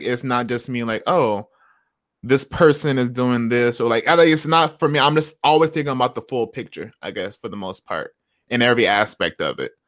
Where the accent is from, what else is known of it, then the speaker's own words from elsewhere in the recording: Flint, Michigan, United States; moved away as an adult; now in Seattle, United States; we were raised in Flint